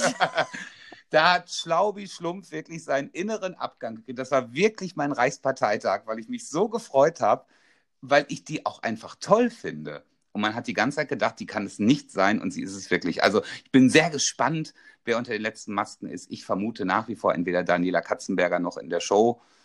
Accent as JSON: {"language": "German", "region": "North Rhine-Westphalia", "country": "Germany", "also_born_or_lived": "Dortmund", "said": "bei uns in NRW"}